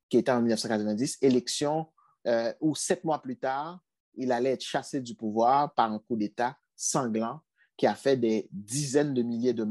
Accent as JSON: {"language": "French", "region": "Artibonite", "country": "Haiti", "said": "Du côté de ma famille, nous, nous sommes originaires d'une région d'Haïti qui s'appelle l'Artibonite."}